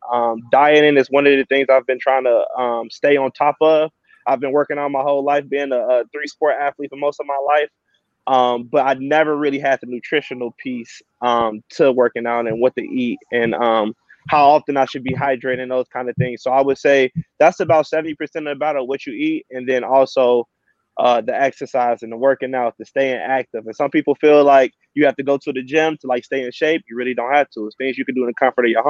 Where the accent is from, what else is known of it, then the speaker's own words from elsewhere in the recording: Chicago, Illinois, United States; moved away as an adult; I'm from Chicago, Illinois.